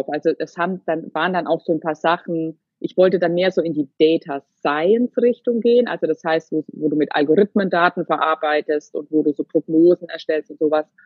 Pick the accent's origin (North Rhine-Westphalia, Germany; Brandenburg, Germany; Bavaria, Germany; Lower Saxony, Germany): Bavaria, Germany; Würzburg; Wir kommen ursprünglich so aus dem Würzburger Raum.